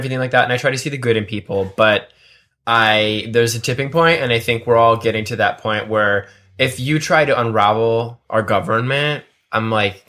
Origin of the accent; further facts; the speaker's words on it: United States; as an American, as someone who is a United States citizen